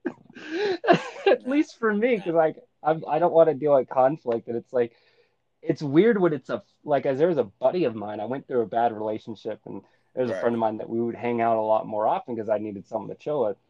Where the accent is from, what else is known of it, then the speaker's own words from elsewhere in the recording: Menifee, California, United States; moved away as an adult; also born or lived in New York / Korea / Orange County, California; I'm from this one small town in California known as Menifee, California